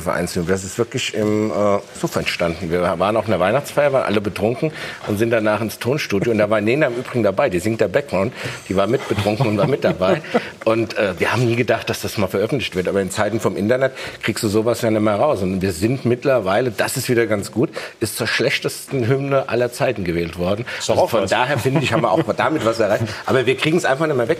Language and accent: German; Frankfurt am Main, Hesse, Germany; ich will nochmal als Frankfurter erwähnen